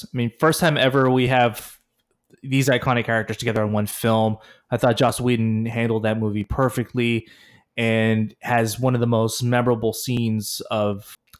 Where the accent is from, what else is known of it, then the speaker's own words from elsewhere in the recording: Oakland, California, United States; my hometown of Oakland, California